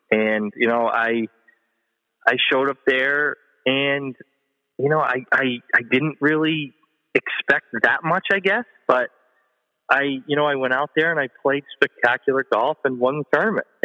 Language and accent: English; New England, United States; Yeah, I mean, I grew up in New England, and I was a I was a pretty good player.